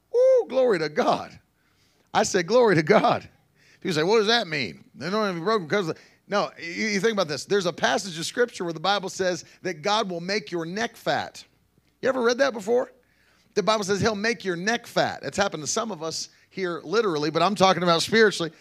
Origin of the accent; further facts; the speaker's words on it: Ida May, West Virginia, United States; That's where I grew up, middle of nowhere, West Virginia